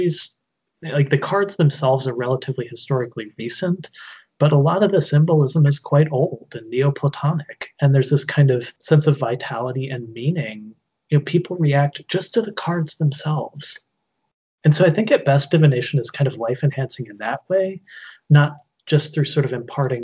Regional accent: Normal, Illinois, United States; I grew up in literally a town called Normal, Illinois.

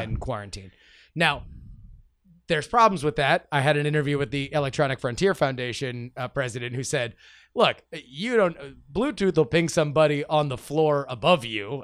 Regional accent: South Florida, United States; when I was growing up uh, in, in South Florida

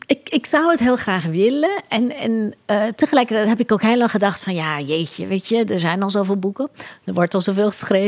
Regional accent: Curaçao; Ik groeide op op Curaçao

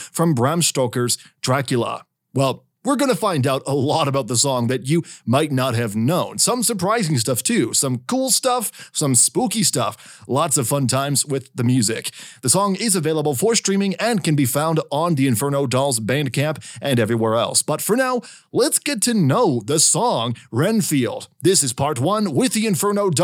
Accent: Canada; a Canadian myself

